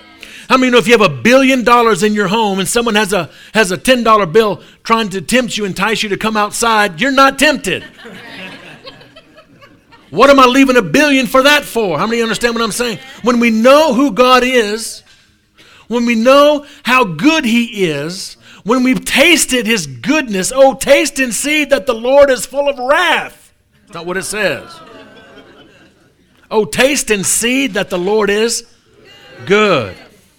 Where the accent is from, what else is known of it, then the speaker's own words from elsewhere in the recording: New Orleans, Louisiana, United States; So I'm from New Orleans.